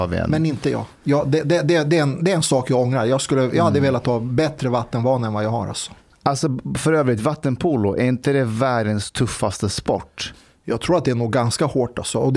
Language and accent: Swedish; Serbia; Nej, det var jag som sa det. Jag är själv en serb.